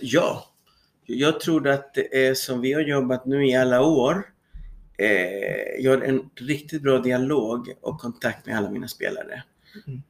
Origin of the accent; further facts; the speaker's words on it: Santiago, Santiago Metropolitan Region, Chile; Swedish is a second language; moved away as an adult; also born or lived in Sweden; now in Södertälje, Sweden; Jag kommer från Chile, född i Santiago